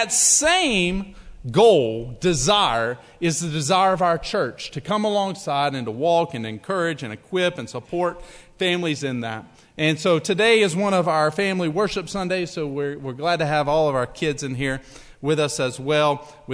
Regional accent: Alabama, United States; I'm from Alabama.

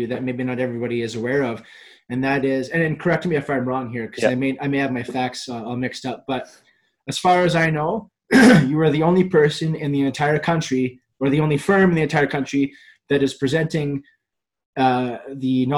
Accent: Canada; I'm Irish Canadian

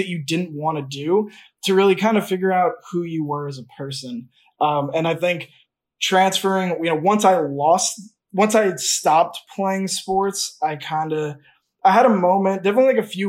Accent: Long Island, New York, United States; I grew up on Long Island

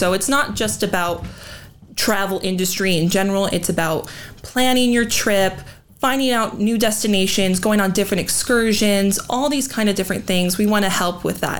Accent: Coeur d'Alene, Idaho, United States; here in my hometown in Coeur d'Alene

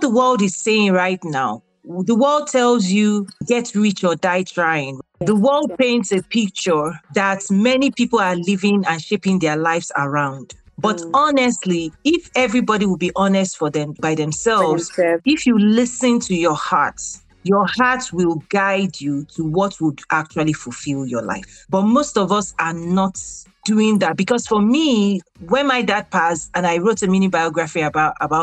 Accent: Nigeria; moved away as an adult; also born or lived in Abeokuta, Nigeria; now in United States

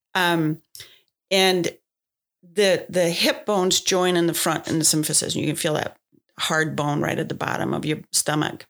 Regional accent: Denmark; moved away as an adult; now in United States; I grew up in Denmark

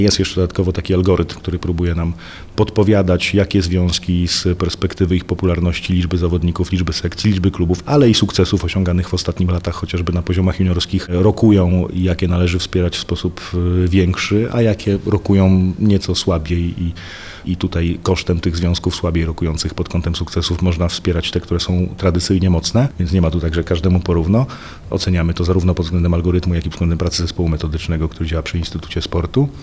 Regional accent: Poland; ja sam urodziłem się i wychowałem, ciągle mieszkam na pograniczu polsko-czeskim

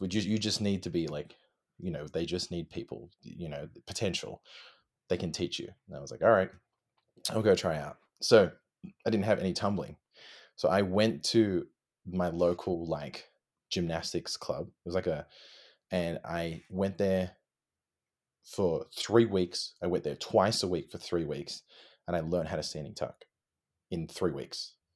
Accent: Sydney, New South Wales, Australia; moved away as an adult; also born or lived in Melbourne, Australia; I'm originally from, I was born in Sydney

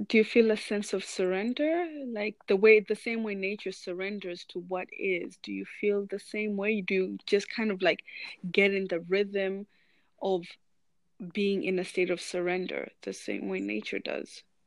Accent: Meru, Meru County, Kenya; I spent a lot of my childhood there.

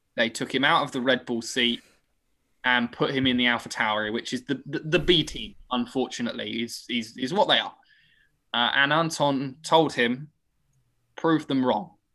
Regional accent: United Kingdom; I am British.

